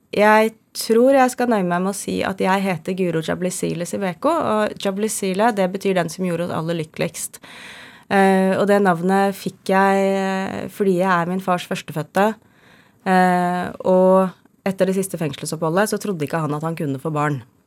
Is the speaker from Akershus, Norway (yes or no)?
yes; Skjetten, Akershus, Norway; jeg er fra Skjetten utafor Lillestrøm